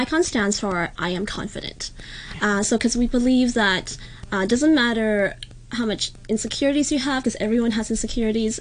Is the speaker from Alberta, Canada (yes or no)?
yes; Calgary, Alberta, Canada; we grew up in Calgary, Canada